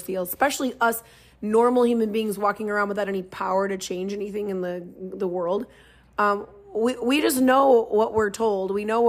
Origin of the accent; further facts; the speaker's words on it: Minnesota, United States; speaking as a Minnesotan